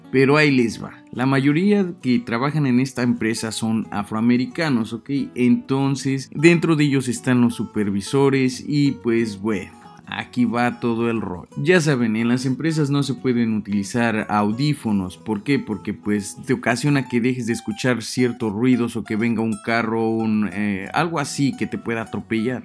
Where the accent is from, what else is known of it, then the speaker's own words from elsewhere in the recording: Mexico; nuestra propia raza, que somos pues los mexicanos